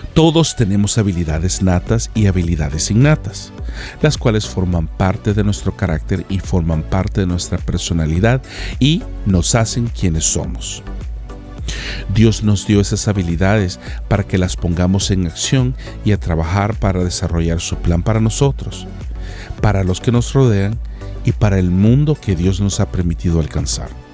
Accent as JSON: {"language": "Spanish", "country": "El Salvador", "tie": "born or raised there", "also_born_or_lived": "Mexico", "moved": "as an adult", "said": "en mi natal El Salvador"}